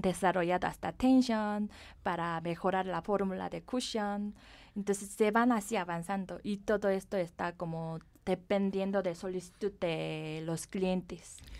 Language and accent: Spanish; South Korea; Spanish is a second language; moved away as an adult; now in Mexico; Yo nací en Corea y viví ahí y me eduqué ahí. Me vine después de terminar la universidad a México